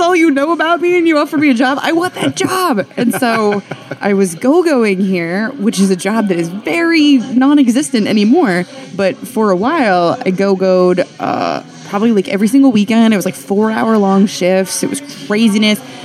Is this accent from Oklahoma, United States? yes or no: no; Western Nebraska, United States; born or raised there; now in Philadelphia, United States